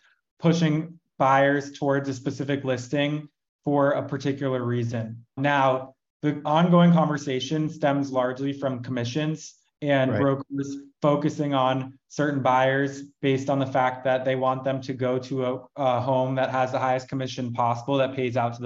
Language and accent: English; Westchester County, New York, United States; I grew up in Westchester County outside of New York City